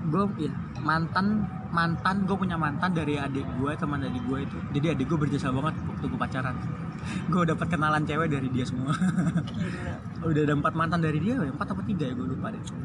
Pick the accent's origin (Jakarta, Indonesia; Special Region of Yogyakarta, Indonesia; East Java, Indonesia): Jakarta, Indonesia; also born or lived in Lamongan; gue kebetulan dari kecil udah di Jakarta